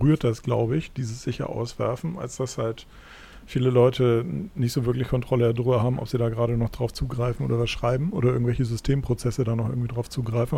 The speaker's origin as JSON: {"language": "German", "country": "Germany", "said": "als Deutscher"}